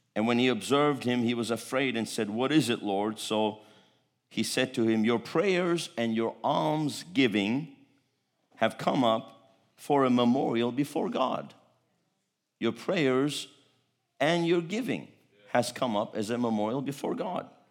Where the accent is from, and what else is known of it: United States; moved away as an adult; also born or lived in Istanbul, Turkey